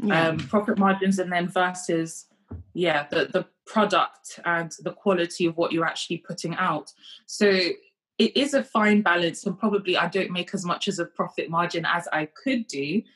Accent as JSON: {"language": "English", "country": "Kenya", "tie": "born there", "said": "So I didn't grow up in the UK. I was born in Kenya."}